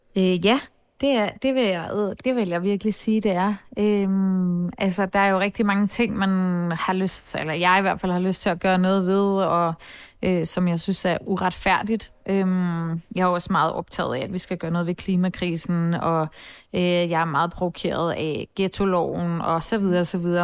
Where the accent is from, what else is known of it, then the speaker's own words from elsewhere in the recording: Copenhagen, Capital Region of Denmark, Denmark; jeg voksede op på Nørrebro, og jeg gik også i gymnasiet på Nørrebro